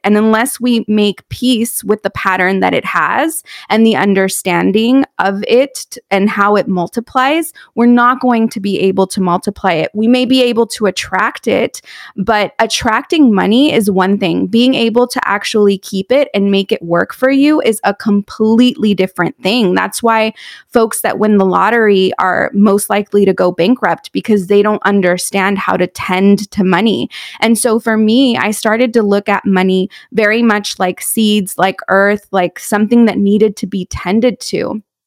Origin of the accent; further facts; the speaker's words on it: San Juan Capistrano, California, United States; also born or lived in San Clemente, California; I was born in San Clemente, California. I grew up in San Juan Capistrano